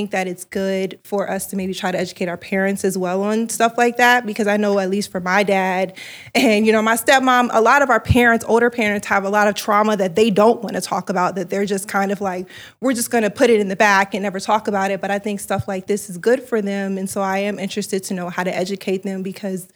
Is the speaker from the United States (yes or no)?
yes; the South, United States; now in Los Angeles, United States; I'm from the South